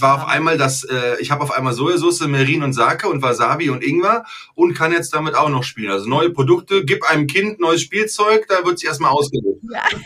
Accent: Germany; ich bin Deutscher

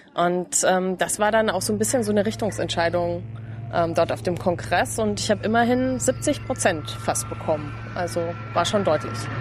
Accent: Lower Bavaria, Germany; Ich komme aus Niederbayern, ähm, aus einem genau sehr kleinen Ort in Bayern.

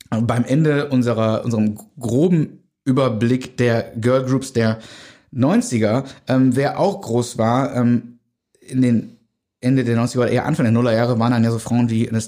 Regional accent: North Rhine-Westphalia, Germany; Also ich bin am Niederrhein groß geworden, da gab's Antenne Niederrhein.

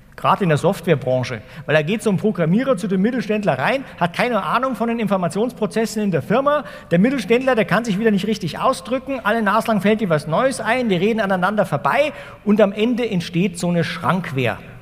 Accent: Ingolstadt, Bavaria, Germany; also born or lived in Wuppertal; Also ich bin hier um die Ecke geboren in Wuppertal und mein Vater ist dann nach Ingolstadt gezogen, Anfang der 70er Jahre

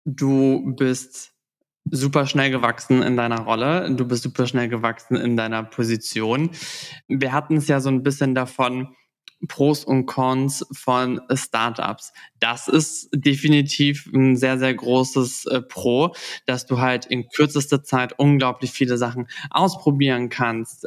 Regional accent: Southern Germany, Germany; ich komme aus dem Süden

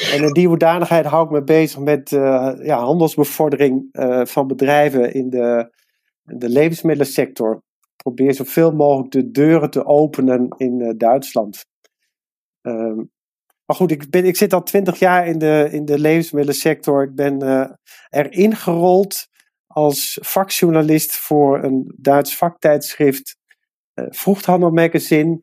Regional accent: Netherlands; mijn vader die komt uit Nederland, maar ik ben in Nederland opgegroeid

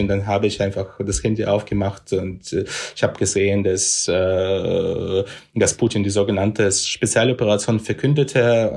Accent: Sevastopol, Crimea, Ukraine; now in Kyiv, Ukraine; ein Bier in Sevastopol trinken, also in meiner Heimatstadt

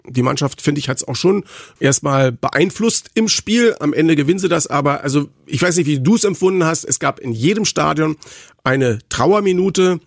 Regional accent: Berlin, Germany; bin ja gebürtiger Berliner

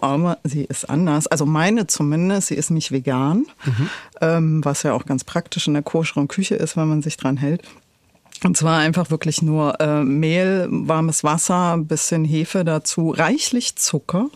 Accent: Berlin, Germany; ich bin in Pankow aufgewachsen

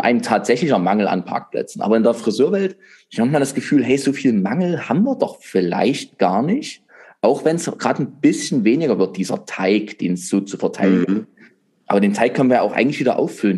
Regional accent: Saxony, Germany; bei uns in Sachsen.

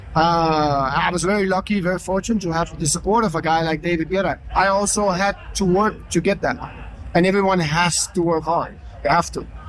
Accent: Denmark; I'm from Denmark

